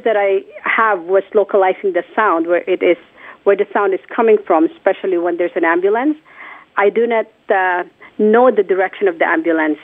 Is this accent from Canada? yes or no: no; Philippines; born or raised there; moved away